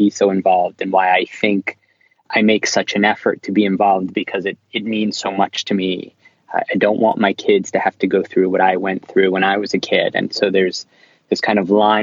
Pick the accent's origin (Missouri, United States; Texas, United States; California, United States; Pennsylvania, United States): Pennsylvania, United States; Philadelphia; now in New York, United States; I was born in Philadelphia and I live in New York